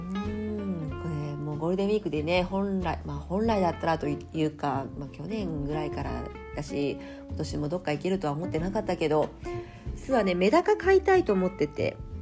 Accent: Japan; also born or lived in Fukuoka / Kumamoto; now in Tokyo, Japan; 地元が福岡と熊本

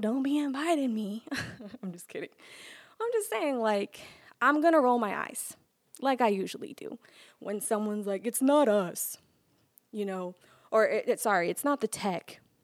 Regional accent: New York City, New York, United States; I'm from Brooklyn

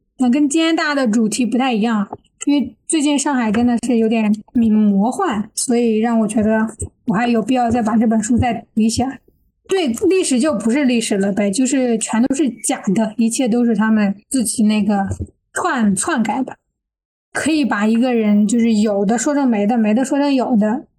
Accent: China; 就是一提这个人就好像他不是我们中国人一样。我从小就有这样一个感觉

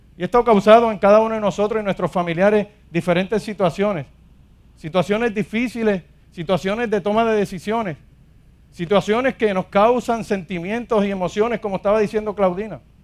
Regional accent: Ponce, Puerto Rico; soy de aquí de Ponce

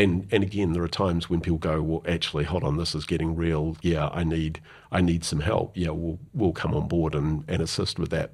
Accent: New Zealand; also born or lived in London; being a New Zealander

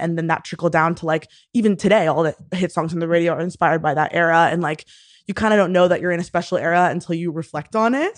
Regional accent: Houston, Texas, United States; moved away as an adult; also born or lived in Austin, Texas; now in New York, United States; I am originally from Houston, Texas, grew up there

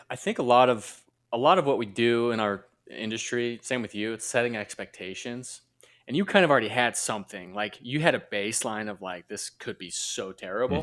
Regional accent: Utah, United States; born and raised in Utah, same with my wife.

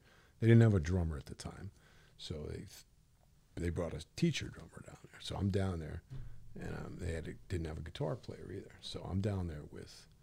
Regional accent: Hartford, Connecticut, United States; I lived in Hartford, okay. North end of Hartford.

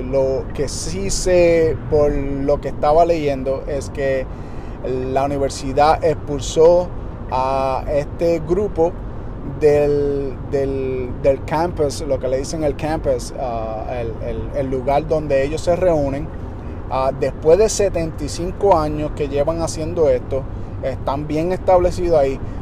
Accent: Detroit, Michigan, United States; yo me crié en Detroit

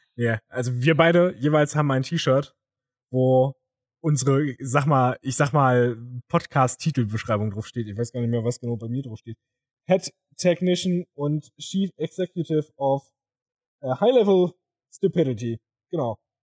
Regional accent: Thuringia, Germany; moved away; als Thüringer

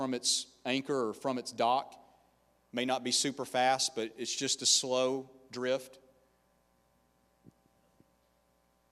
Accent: the South, United States; now in Tampa, United States; I'm from the South

